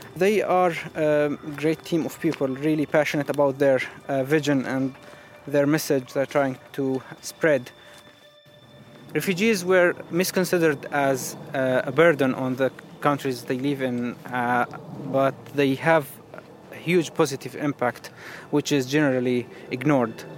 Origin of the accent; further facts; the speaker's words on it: Syria; moved away as an adult; now in London, United Kingdom; I'm a refugee from Syria and I work here in London